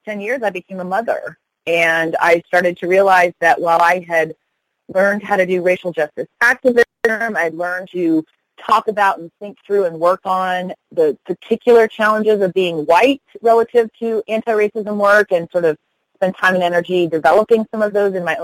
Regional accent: Denver, Colorado, United States; also born or lived in New York City; now in Des Moines, United States; I grew up in Denver, Colorado, so I really think of Colorado as home

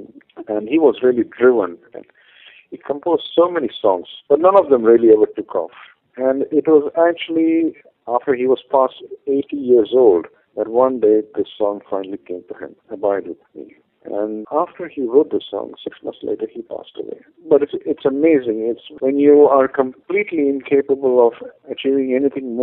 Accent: India; first language Malayalam; English is a second language; My mother tongue is actually a language called Malayalam

